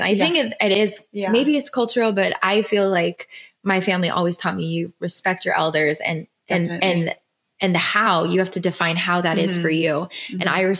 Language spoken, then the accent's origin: English; Philippines; I do love being Filipino and I love my mother and I attach the two so much.